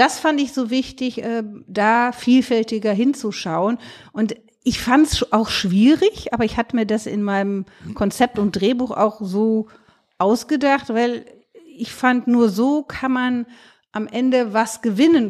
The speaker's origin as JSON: {"language": "German", "region": "Rhineland", "country": "Germany", "said": "ich komme auch aus dem Rheinland"}